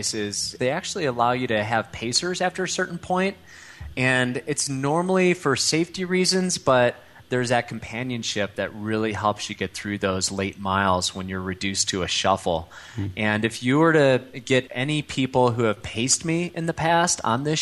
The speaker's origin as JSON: {"language": "English", "town": "Chicago", "region": "Illinois", "country": "United States", "tie": "born or raised there", "also_born_or_lived": "Europe", "accent": "Midwest", "moved": "as an adult", "lives_now": "Boulder, United States", "said": "I grew up in suburban Chicago"}